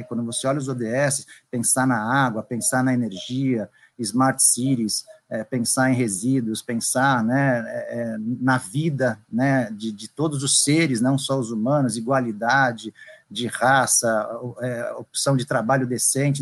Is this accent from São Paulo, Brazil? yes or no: yes; São Paulo, Brazil; moved away; also born or lived in Bahia; eu sou natural de São Paulo